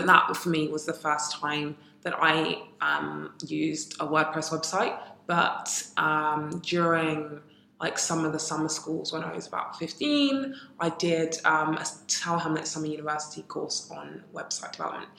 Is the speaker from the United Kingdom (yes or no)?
yes; United Kingdom; also born or lived in Ghana; I am British and Ghanaian.